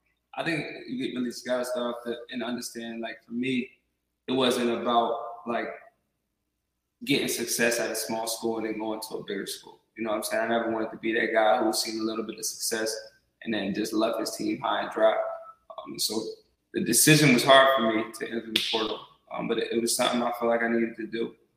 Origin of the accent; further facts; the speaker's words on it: Delaware, United States; I come from the MEAC, so I'm from Delaware, and I come from a little different environment as far as game day goes